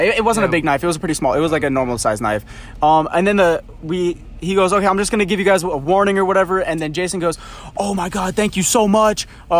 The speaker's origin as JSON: {"language": "English", "town": "Pompano Beach", "region": "Florida", "country": "United States", "said": "I'm from Pompano"}